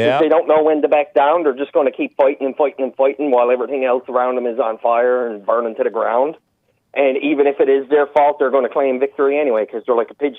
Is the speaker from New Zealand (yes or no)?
no; Newfoundland and Labrador, Canada; where I came from is a lot of paddies. Further up the shore is more Scottish people. In the cities where I am now, it was more like English people